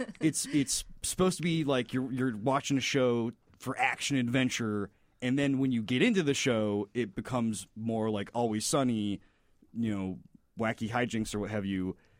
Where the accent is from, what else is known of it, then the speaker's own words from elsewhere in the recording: Florida, United States; moved away as an adult; now in Chicago, United States; I'm from Florida.